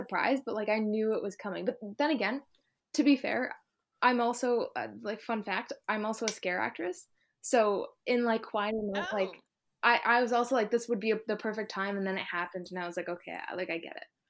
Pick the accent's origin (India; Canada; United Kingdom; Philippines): Canada; Ontario; I'm from Ontario in Canada